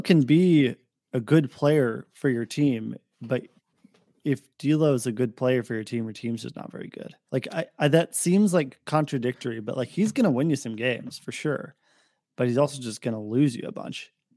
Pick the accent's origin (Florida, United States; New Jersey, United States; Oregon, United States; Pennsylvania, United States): Oregon, United States; Portland; moved away; I grew up in Portland